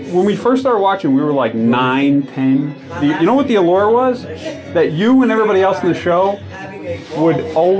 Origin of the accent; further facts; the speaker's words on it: Belleville, New Jersey, United States; I'm from Belleville